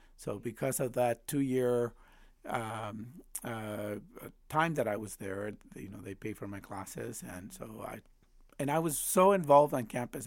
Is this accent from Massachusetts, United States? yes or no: no; Chicago, Illinois, United States; also born or lived in Mexico; I went through Chicago public schools